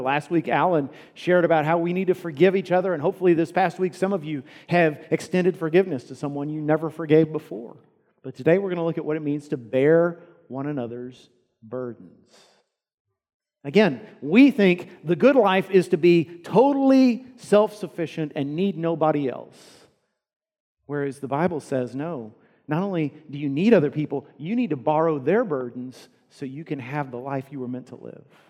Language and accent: English; United States; we as American Christians